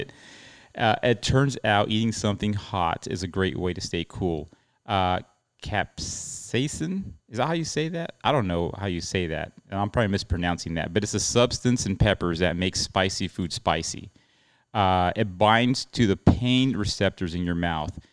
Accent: El Paso, Texas, United States; I'm from El Paso, Texas

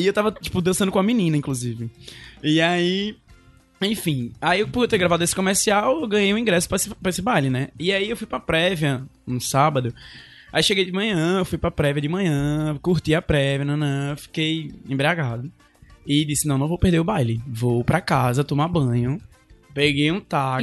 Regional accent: Olinda, Pernambuco, Brazil; moved away as an adult; also born or lived in Recife; now in Fortaleza, Brazil; eu sou de Olinda, na realidade

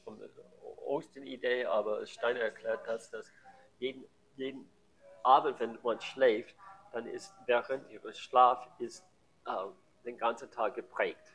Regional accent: San Francisco, California, United States; German is a second language; moved away; ich war Amerikaner

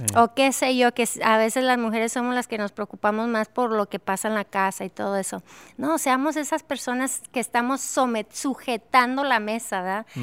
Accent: Durango, Mexico; amo mi ciudad natal de Durango.

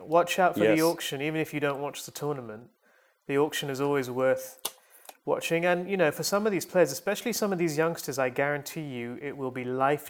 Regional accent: Chennai, Tamil Nadu, India; It's my hometown team, in fact, the Chennai Super Kings.

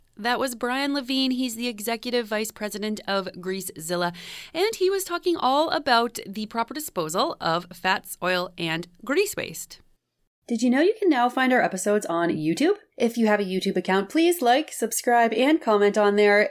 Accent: Canada; as a Canadian

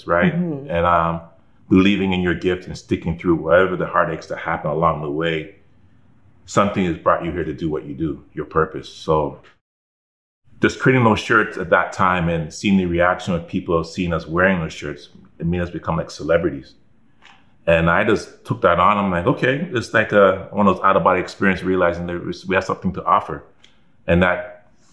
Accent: Toronto, Ontario, Canada; I was from Scarborough

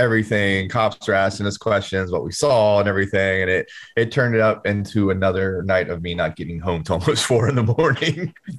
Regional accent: Fayetteville, North Carolina, United States; I'm from Fayetteville, dog.

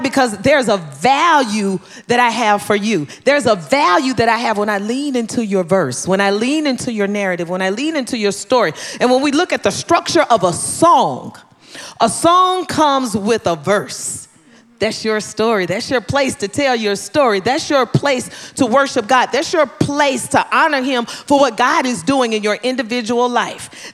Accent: Tennessee, United States; growing up in Tennessee, Mission Ridge Missionary Baptist Church, where my father was the pastor

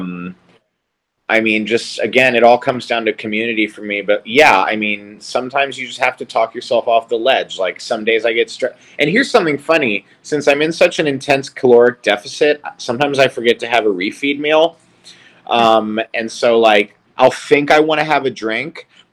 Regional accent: Charleston, South Carolina, United States; moved away as an adult; it's my hometown

